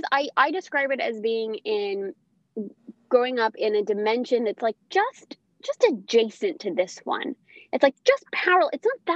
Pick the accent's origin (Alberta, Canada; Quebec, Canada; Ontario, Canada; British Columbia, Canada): Quebec, Canada; Montreal; accent: Montreal; I don't have much of an accent in general, but I wouldn't have a Canadian one because I'm from Montreal. And then I continue to speak in a Montreal accent so she could hear the difference.